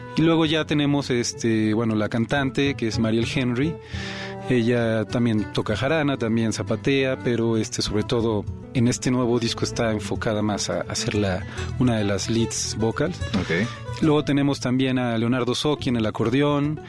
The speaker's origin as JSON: {"language": "Spanish", "region": "Mexico City", "country": "Mexico", "said": "como defeños, como chilangos"}